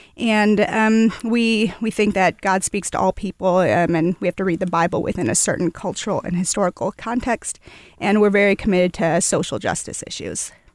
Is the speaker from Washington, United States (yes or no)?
no; Toledo, Ohio, United States; moved away as an adult; now in Louisville, United States; I was born and raised in Toledo, Ohio, but I've lived here for about, uh, a little over ten years.